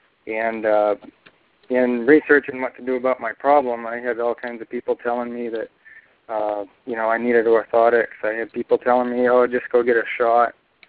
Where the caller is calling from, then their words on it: Bangor, Maine, United States; I'm calling from Bangor, Maine.